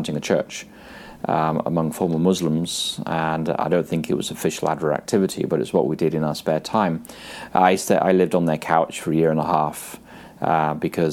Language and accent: English; England, United Kingdom; I was raised in England.